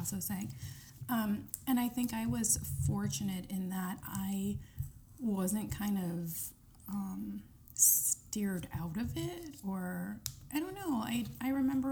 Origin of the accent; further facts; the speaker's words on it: Cleveland, Ohio, United States; also born or lived in Aleppo, Syria / Saudi Arabia; I grew up kind of in the suburbs of Cleveland